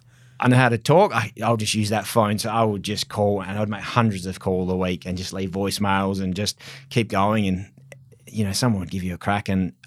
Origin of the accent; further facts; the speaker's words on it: Mount Lawley, Western Australia, Australia; I was brought up in Mount Lawley, so totally different area.